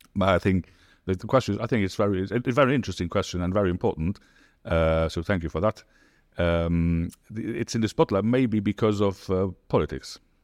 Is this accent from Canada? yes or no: no; Luxembourg; moved away as an adult; now in United Arab Emirates; I'm from Luxembourg, as you said. And, yeah, since now two thousand nine in the U